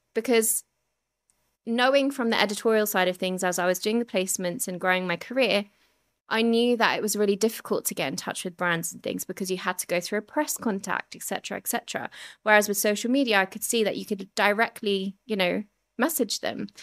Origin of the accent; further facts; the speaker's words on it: Surrey, South East England, United Kingdom; also born or lived in Ilford, London; I grew up in Ilford, which was, like, an Asian, predominantly Asian community at the time. And I was about six and we moved to Surrey